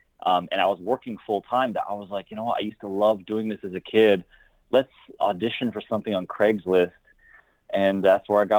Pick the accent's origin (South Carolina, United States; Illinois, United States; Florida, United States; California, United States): California, United States; Bay Area; also born or lived in Taipei, Taiwan; I was actually born in Taipei, Taiwan, and I moved to the Bay Area when I was like 3 months old.